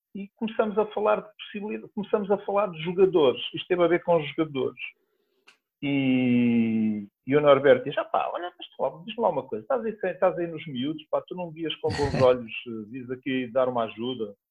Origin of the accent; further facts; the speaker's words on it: Portugal; also born or lived in Oliveira de Azeméis; é a cidade onde eu nasci